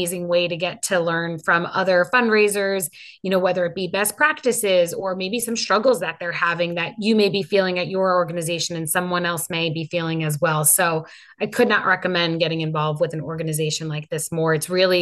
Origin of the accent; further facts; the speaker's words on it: Long Island, New York, United States; also born or lived in Penn State; the community where I grew up in Long Island